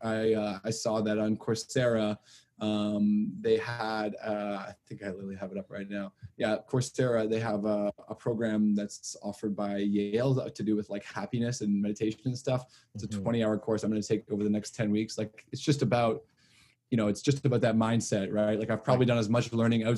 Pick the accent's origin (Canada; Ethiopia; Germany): Canada; Toronto, Ontario; I grew up in Toronto